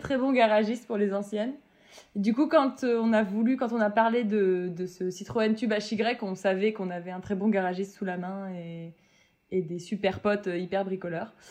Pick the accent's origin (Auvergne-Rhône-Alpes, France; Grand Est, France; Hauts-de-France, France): Grand Est, France; Metz; je viens de Metz et c'est euh, assez proche de l'Allemagne